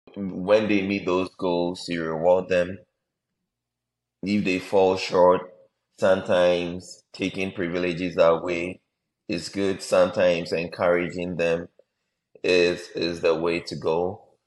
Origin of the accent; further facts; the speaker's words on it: Ghana; Most of us growing up in Ghana